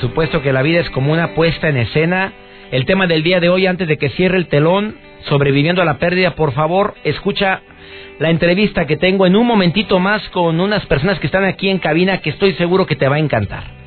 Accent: Monterrey, Nuevo León, Mexico

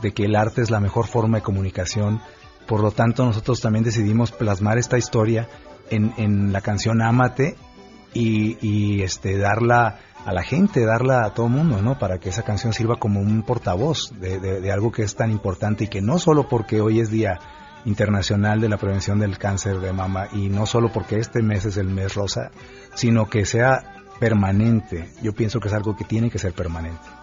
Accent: Mexico

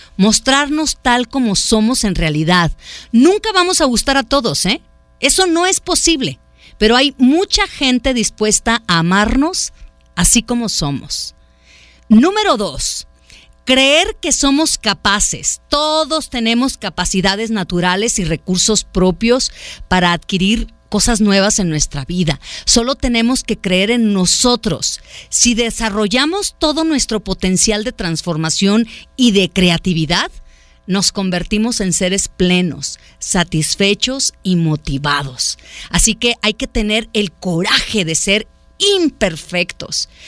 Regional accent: Autlán, Jalisco, Mexico; now in Guadalajara, Mexico; yo no soy de Guadalajara, yo soy de Autlán.

